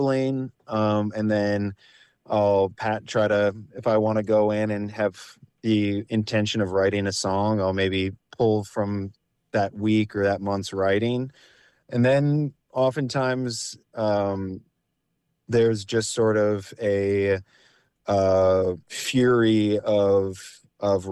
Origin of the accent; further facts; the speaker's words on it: La Crosse, Wisconsin, United States; now in Minneapolis, United States; I'm from the Driftless area, I'm from La Crosse, Wisconsin.